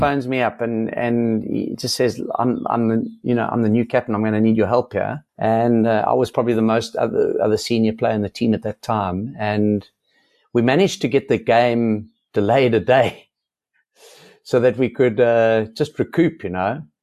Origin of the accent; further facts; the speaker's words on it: South Africa; as a South African